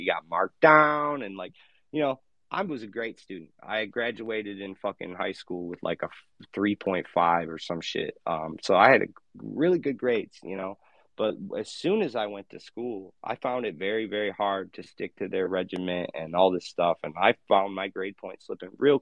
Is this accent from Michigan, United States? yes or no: yes; Michigan, United States; I went to high school in my hometown for a while, for like 3 years. And then I went to Western College in my home state of Michigan.